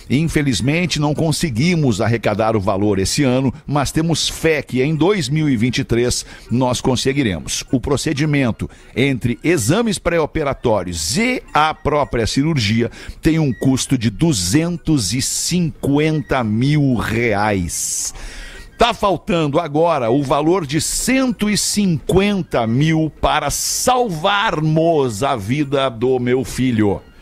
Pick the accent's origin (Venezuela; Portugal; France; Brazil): Brazil; Passo Fundo, Rio Grande do Sul; sou gaúcha de Passo Fundo.